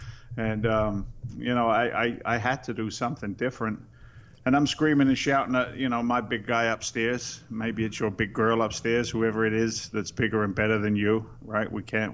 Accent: England, United Kingdom; now in United States; I'm an immigrant to the States. I came here in 86 from England. I'm a working class guy.

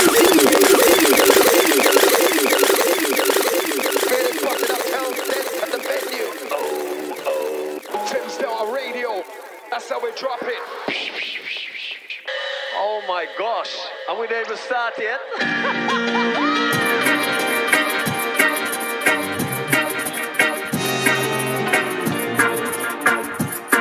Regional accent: London, United Kingdom; I'm from East London

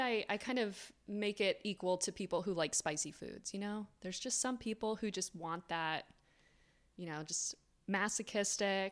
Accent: South Florida, United States; I grew up in South Florida

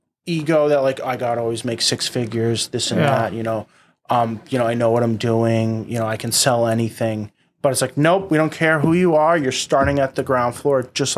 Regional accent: Boston, Massachusetts, United States; born and raised in Boston

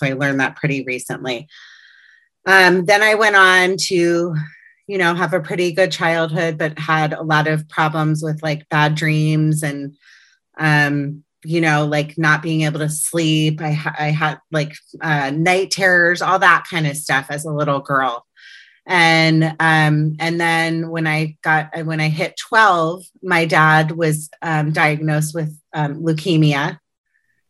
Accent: Potomac, Maryland, United States; now in Los Angeles, United States; I grew up in Potomac, Maryland on the East Coast. I'm now an Angeleno and living in Los Angeles for the past 20 years

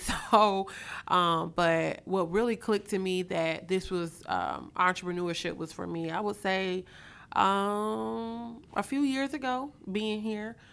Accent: Mobile, Alabama, United States; moved away as an adult; now in Atlanta, United States; I'm originally from Mobile, Alabama

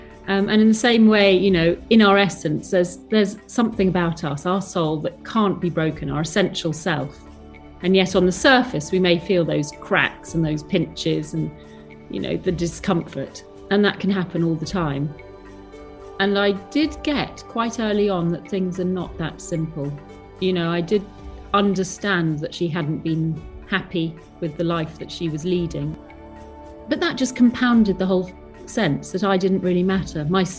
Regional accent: Hong Kong; Yes, well, I grew up in Hong Kong. We were expats in Hong Kong

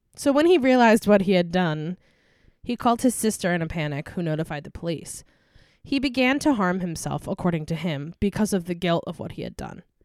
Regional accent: Albany, New York, United States; my hometown of Albany, New York

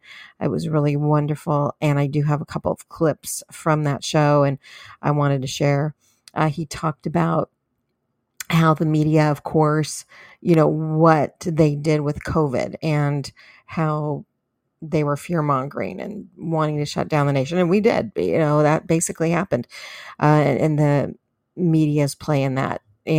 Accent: California, United States; now in Texas, United States; I come to you here from Texas. And yes, I'm a recovering Californian.

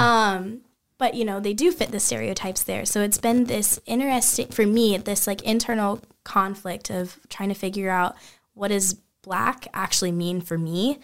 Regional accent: Kansas City, Missouri, United States; I'm from Kansas City, Missouri originally. Um, Missouri, not Kansas.

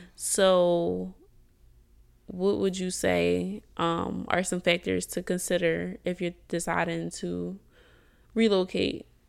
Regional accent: Philadelphia, Pennsylvania, United States; moved away as an adult; now in Houston, United States; I'm from Philly, and in Philly, I had, um, I don't wanna say I, I was somebody, but, like, I am somebody, but I had businesses established

